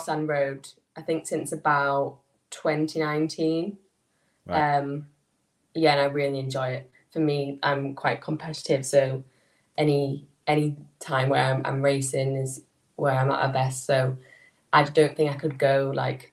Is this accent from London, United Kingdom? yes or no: no; Skipton, Yorkshire and the Humber, United Kingdom; I'm from... I'm near a little town in North Yorkshire called Skipton.